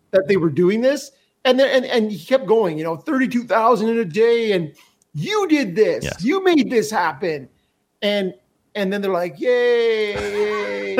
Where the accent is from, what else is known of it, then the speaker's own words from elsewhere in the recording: Canada; as a Canadian hockey fan